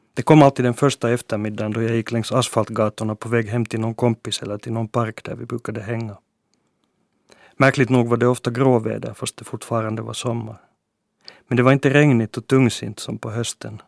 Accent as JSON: {"language": "Swedish", "town": "Helsinki", "region": "Uusimaa", "country": "Finland", "tie": "born or raised there", "first_language": "Swedish", "said": "min hemstad"}